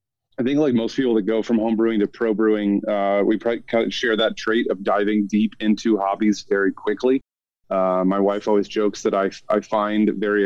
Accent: Ohio, United States; moved away as an adult; now in Colorado, United States; I grew up in Ohio

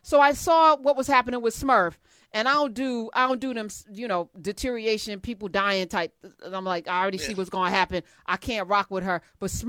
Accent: New Jersey, United States; I'm from Jersey. We know what that culture is.

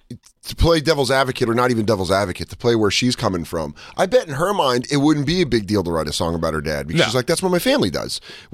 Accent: Colorado, United States; moved away; especially where I grew up in Colorado

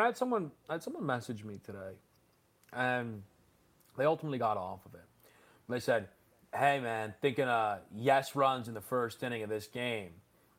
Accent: New Jersey, United States; We're from New Jersey.

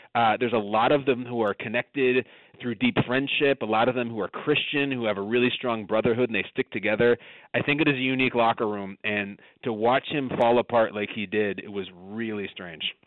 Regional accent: Chicago suburbs, Illinois, United States; I'm from the Chicago suburbs.

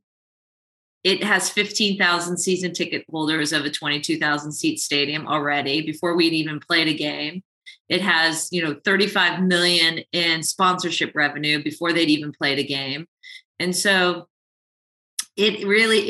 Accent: Southern California, United States; I grew up in Southern California

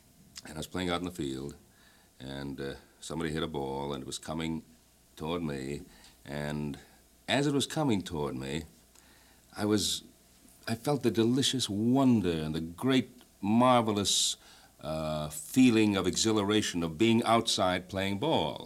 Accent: Ottawa, Ontario, Canada; moved away; I was born in the city which is known as the capital of Canada, Ottawa

